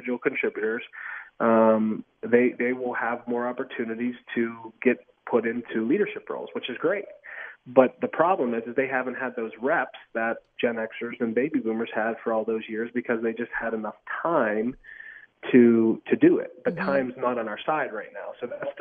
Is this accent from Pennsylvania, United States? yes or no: yes; Pittsburgh, Pennsylvania, United States; moved away as an adult; now in Kansas City, United States; growing up in Pittsburgh, I'm son of a high school football coach